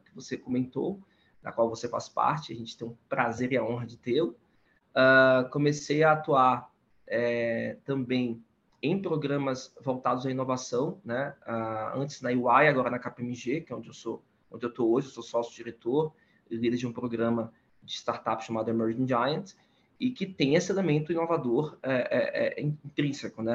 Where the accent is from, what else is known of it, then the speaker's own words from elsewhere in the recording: Salvador, Bahia, Brazil; now in São Paulo, Brazil; eu sou baiano, nascido em Salvador e moro em São Paulo